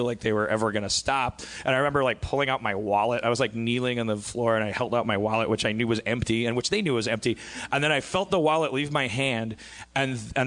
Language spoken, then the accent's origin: English; Brown Deer, Wisconsin, United States; moved away; in my hometown of Brown Deer, Wisconsin